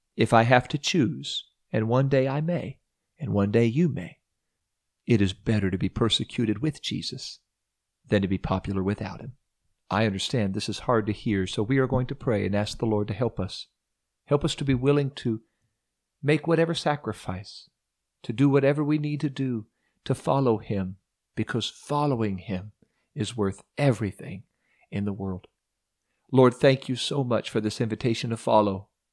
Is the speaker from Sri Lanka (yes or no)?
no; Ohio, United States; moved away as an adult; also born or lived in Orlando, Florida; we moved from Orlando to my hometown in Ohio